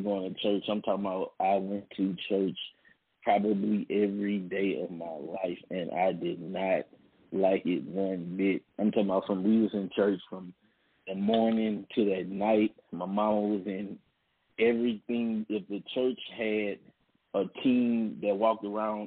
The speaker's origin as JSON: {"language": "English", "town": "Baton Rouge", "region": "Louisiana", "country": "United States", "tie": "born or raised there", "said": "Born and raised in Baton Rouge, Louisiana"}